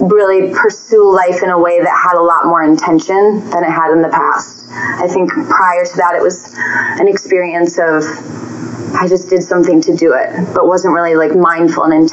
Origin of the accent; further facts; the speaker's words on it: Minnesota, United States; now in Denver, United States; I am from originally from Minnesota, but now living in Denver.